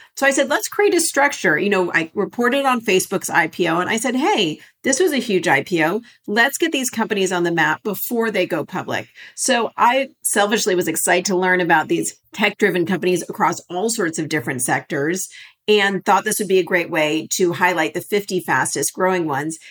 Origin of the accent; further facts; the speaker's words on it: Los Angeles, California, United States; I grew up in Los Angeles.